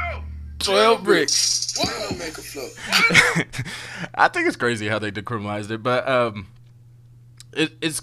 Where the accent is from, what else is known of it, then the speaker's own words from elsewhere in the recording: United States; I'm an American